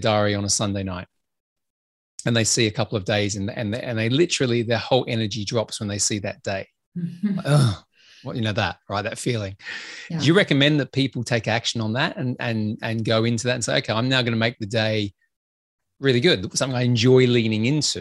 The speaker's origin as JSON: {"language": "English", "country": "Australia", "said": "I'm Australian"}